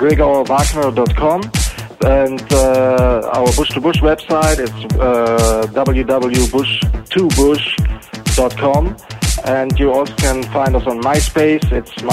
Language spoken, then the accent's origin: English; Germany; I'm from Germany in Europe.